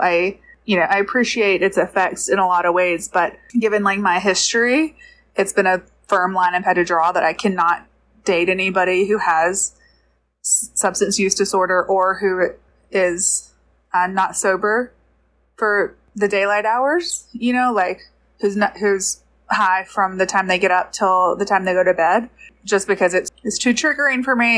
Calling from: Georgia, United States; I'm calling from Georgia

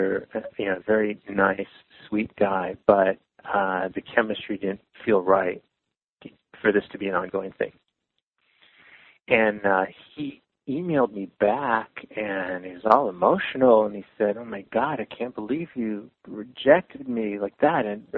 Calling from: San Francisco, California, United States; I'm calling from San Francisco

